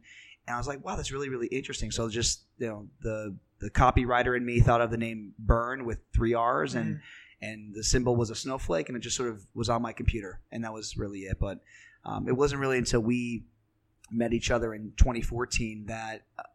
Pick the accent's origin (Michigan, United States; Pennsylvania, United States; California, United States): Pennsylvania, United States; now in New York City, United States; Grew up in Pennsylvania.